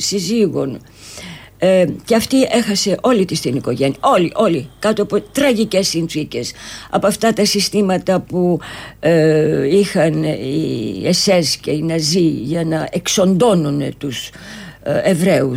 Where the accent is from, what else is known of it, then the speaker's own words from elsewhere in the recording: Athens, Attica, Greece; moved away as an adult; now in Cyprus; ήρθα πάλι στην ε, Αθήνα που ουσιαστικά είναι ο γενέθλιος τόπος μου ε. εδώ γεννήθηκα και μάλιστα στη Νέα Σμύρνη